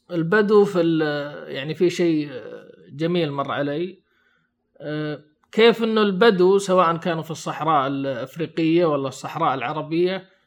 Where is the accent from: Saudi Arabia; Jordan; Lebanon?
Saudi Arabia; ما يدرس عندنا بالسعوديه